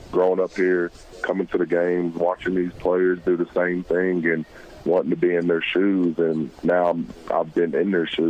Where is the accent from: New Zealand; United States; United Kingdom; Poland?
United States; Arkansas; I'm at my home state